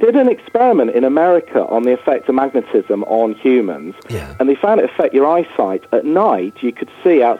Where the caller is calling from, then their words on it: Buxton, East Midlands, United Kingdom; I'm calling from Buxton.